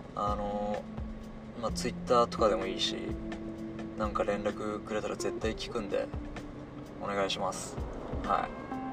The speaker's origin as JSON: {"language": "Japanese", "region": "Hiroshima", "country": "Japan", "accent": "Hiroshima dialect", "said": "広島弁で、僕広島の人間なんですけど、広島弁で"}